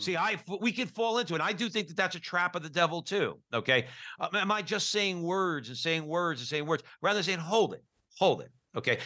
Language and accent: English; Newark, New Jersey, United States; I grew up Catholic in Newark, New Jersey